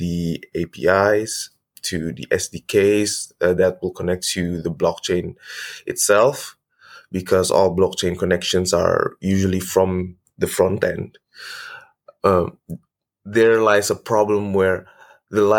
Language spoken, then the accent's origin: English; Indonesia; I'm from Indonesia